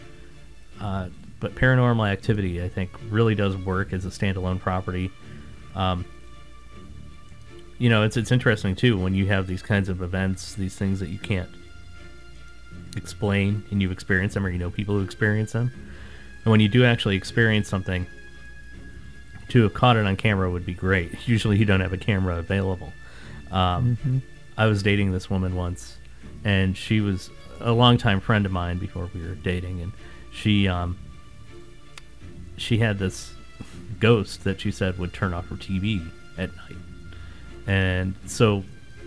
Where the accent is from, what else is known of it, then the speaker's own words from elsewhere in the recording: Northeast, United States; growing up in the Northeast